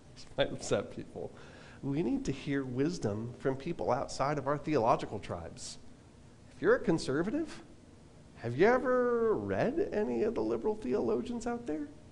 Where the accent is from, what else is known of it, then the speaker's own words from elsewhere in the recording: Long Island, New York, United States; moved away; back when I was a kid, I was like eight years old, um, back when I lived on Long Island